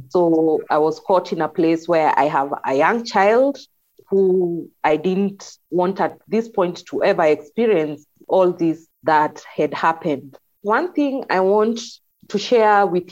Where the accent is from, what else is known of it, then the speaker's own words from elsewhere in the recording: Kikuyu, Central Kenya, Kenya; I was from the Kikuyu.